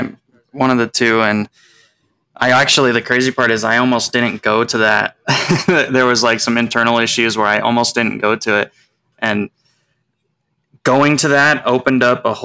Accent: Lakewood, Colorado, United States; I am a native. I've been here my whole life

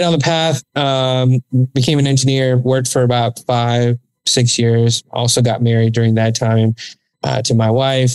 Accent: Dallas, Texas, United States; I was born here in Dallas, Texas. Most of my upbringing was kind of like compartmentalized

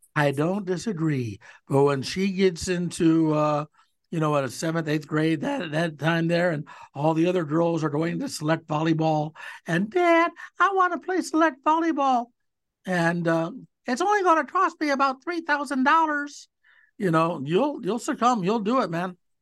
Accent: Cleveland, Ohio, United States; as a kid growing up in Cleveland

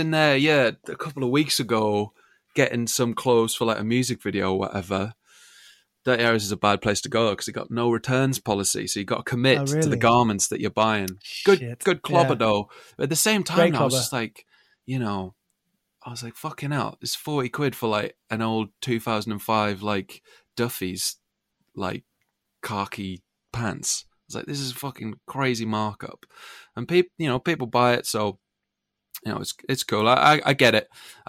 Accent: Sunderland, North East England, United Kingdom; now in Brighton, United Kingdom; When I first moved to Brighton from Sunderland, because that's where I was brought up originally, my accent floats in and out.

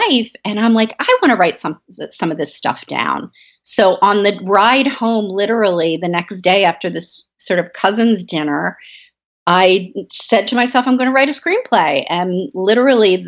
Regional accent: Baltimore, Maryland, United States; I grew up in Baltimore

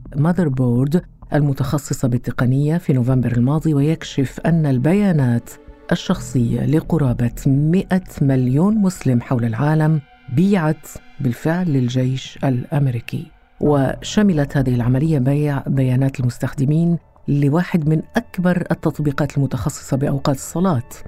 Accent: Qatar; عندنا في قطر

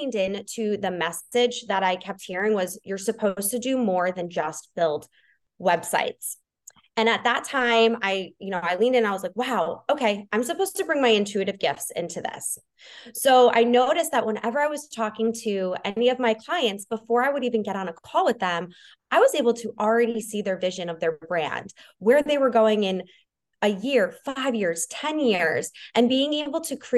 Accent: New York, United States; now in Florida, United States; I'm originally from New York, but I live in Florida now

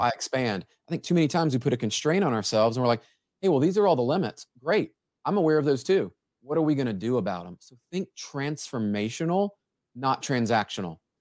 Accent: Memphis, Tennessee, United States; I grew up in Memphis, Tennessee

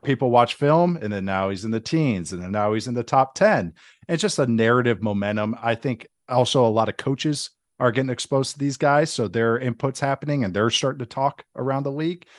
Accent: St. Louis Park, Minnesota, United States; moved away as an adult; now in Las Vegas, United States

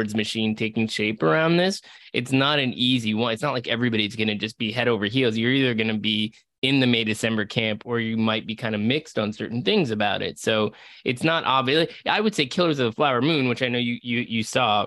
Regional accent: Seattle, Washington, United States; moved away; I was growing up in Seattle

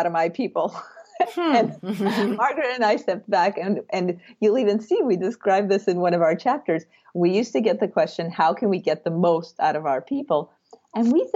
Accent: Russia; moved away; my background is that I'm from Russia

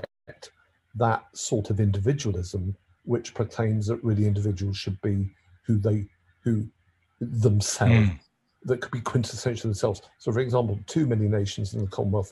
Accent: London, United Kingdom; I am a Londoner

